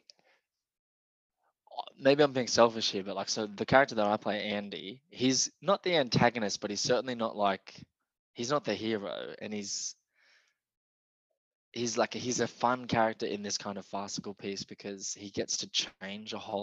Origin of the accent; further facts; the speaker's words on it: Wollongong, New South Wales, Australia; I'm an actor from Wollongong